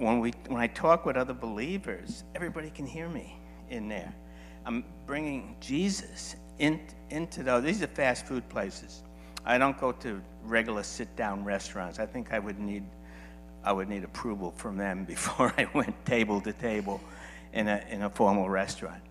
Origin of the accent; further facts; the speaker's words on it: New York, United States; I'm from New York, so I'm used to a lot of people